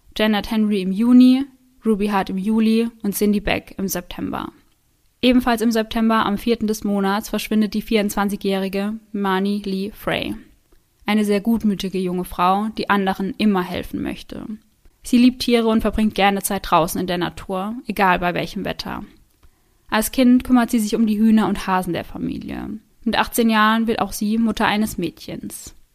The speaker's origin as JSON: {"language": "German", "country": "Germany", "said": "bei uns in Deutschland"}